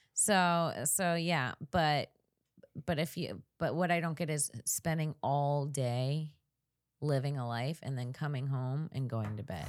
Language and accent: English; Florida, United States; also born or lived in Saint Augustine; now in Los Angeles, United States; I grew up in Florida.